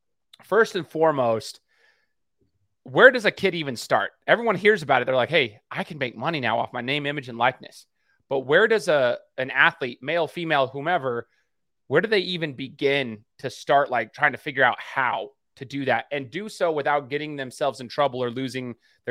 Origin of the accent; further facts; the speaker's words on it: Idaho, United States; I'm from Idaho, Mark